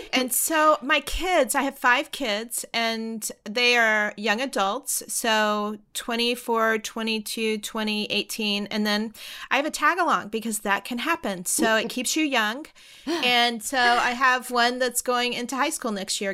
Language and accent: English; the South, United States; I grew up in the South